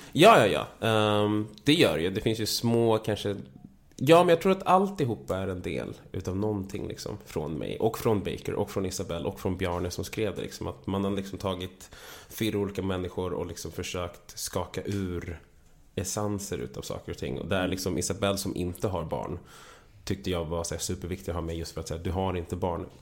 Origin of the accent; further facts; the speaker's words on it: Vallentuna, Stockholm County, Sweden; moved away as an adult; also born or lived in Täby / Ghana; då köpte han en lägenhet ute i Täby där jag växte upp först och sen skilde sig mina föräldrar. Och då flyttade vi till Vallentuna